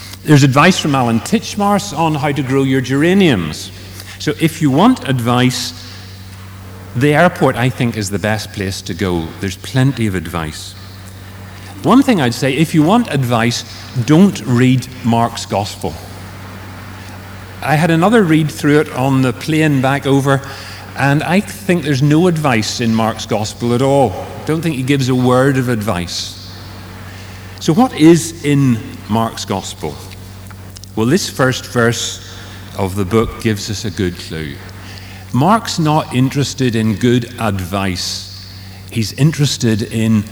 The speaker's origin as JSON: {"language": "English", "town": "Strabane", "region": "Northern Ireland", "country": "United Kingdom", "tie": "born or raised there", "moved": "yes", "said": "I was born in Strabane."}